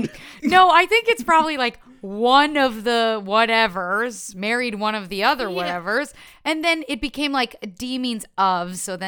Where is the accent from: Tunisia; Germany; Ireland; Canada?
Canada; Ottawa, Ontario; first language French; English is a second language; also born or lived in Montreal; now in Toronto, Canada; French is my first language. I was born in Montreal, right. Grew up in Ottawa. Mm-hmm. Here we are. Now there, here we are. I'm in Toronto.